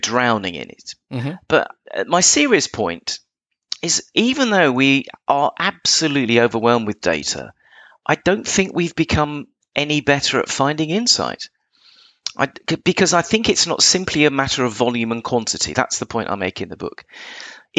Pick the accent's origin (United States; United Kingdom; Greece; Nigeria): United Kingdom; England; I'm English